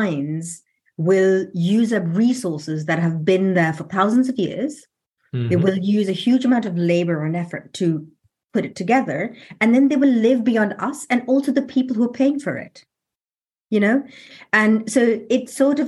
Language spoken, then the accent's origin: English; London, United Kingdom; I'm from London